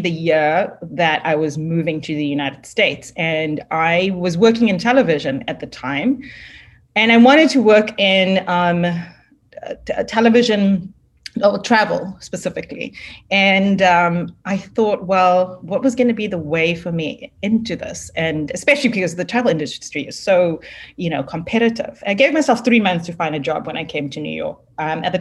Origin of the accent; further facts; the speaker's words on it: Worcester, Western Cape, South Africa; moved away; I'm from a small town called Worcester in South Africa. It's in the wine country.